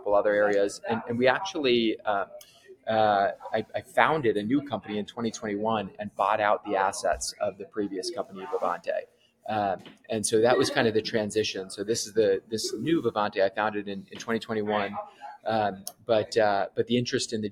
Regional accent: New Jersey, United States; moved away as an adult; also born or lived in Carlisle, Massachusetts / Nashville, Tennessee; So I was born in Carlisle, Massachusetts, but really grew up in New Jersey

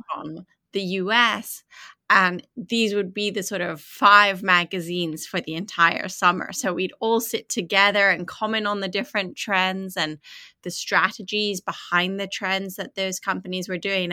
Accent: Atlanta, Georgia, United States; also born or lived in London; I was born in London, but raised in Atlanta

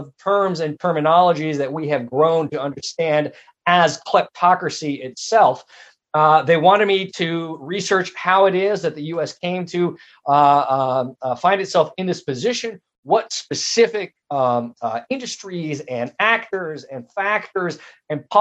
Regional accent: United States; my home country, born and raised right here in the U.S.

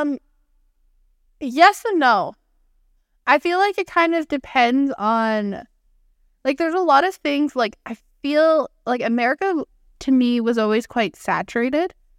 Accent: Canada; I'm from Canada

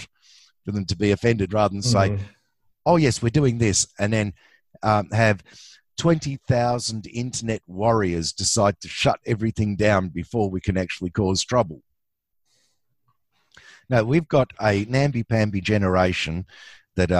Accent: Australia; I'm an Aussie.

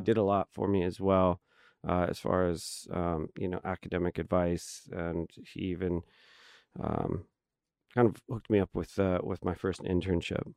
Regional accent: Hanford, California, United States; I grew up in the Central Valley, so mm-hmm. um, I was born in a town called Hanford

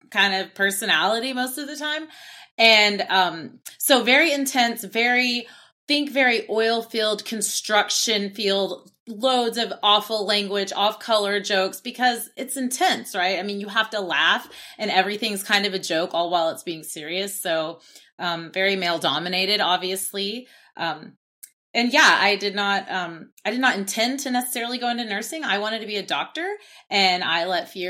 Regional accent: Oklahoma City, Oklahoma, United States; I'm from Oklahoma City, Oklahoma.

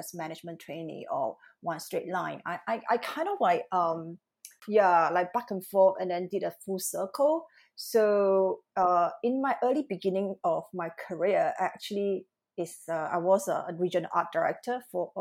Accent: Malaysia; moved away as an adult; also born or lived in Singapore / Milan / London; now in Tokyo, Japan; I'm actually Malaysian-born Chinese

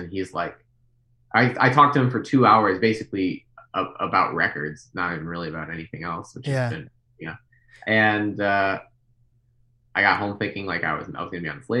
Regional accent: Midwest, United States; I remember a week later, I was at Panda Express, because I'm from the Midwest.

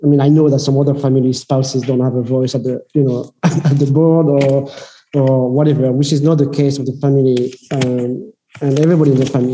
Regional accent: France; moved away as an adult; also born or lived in United States; I grew up in France

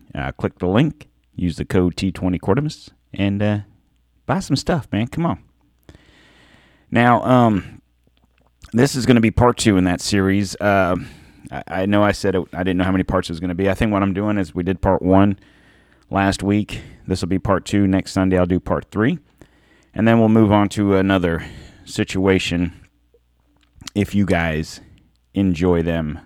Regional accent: United States; We're American

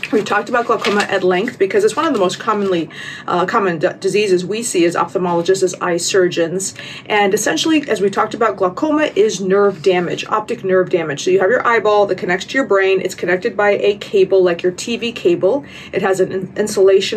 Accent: United States; I'm American

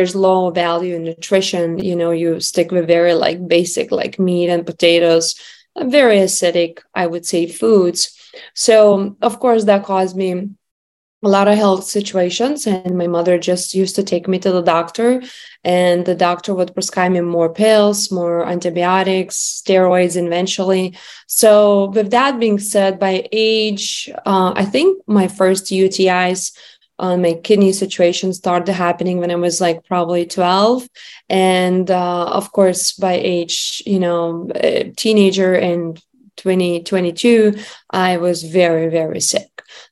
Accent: Lithuania; moved away; I grew up in Lithuania

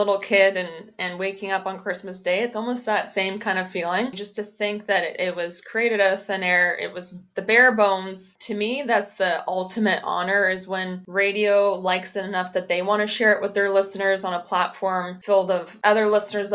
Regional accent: Peterborough, Ontario, Canada; my youth growing up in Peterborough

